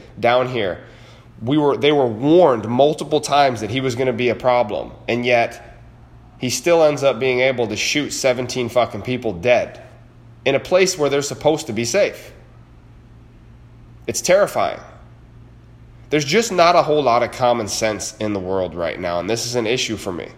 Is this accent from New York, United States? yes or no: yes; New York, United States; In New York State, my home state